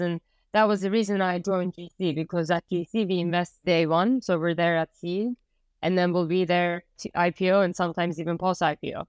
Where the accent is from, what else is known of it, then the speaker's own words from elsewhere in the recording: Turkey; moved away as an adult; also born or lived in United States; I was born and raised in Turkey